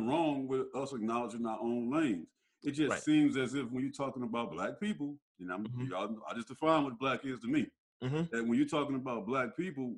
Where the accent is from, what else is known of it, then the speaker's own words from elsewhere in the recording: United States; I am an American black man